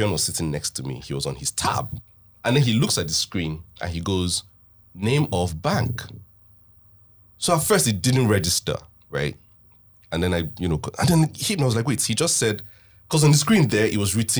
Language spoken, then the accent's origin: English; Northern Nigeria, Nigeria; I was born and raised in the north. So the language, the Nigerian language that I understand and can communicate in is Hausa.